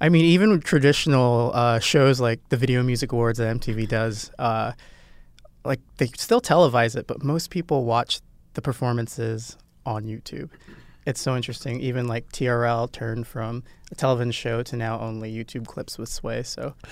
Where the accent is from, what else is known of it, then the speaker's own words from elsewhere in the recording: Nebraska, United States; I'm from Nebraska, so Midwest